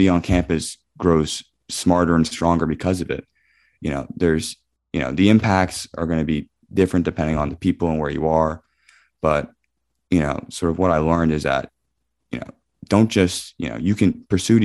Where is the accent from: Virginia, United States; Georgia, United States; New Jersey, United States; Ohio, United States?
New Jersey, United States; Scotch Plains; I grew up in Scotch Plains, New Jersey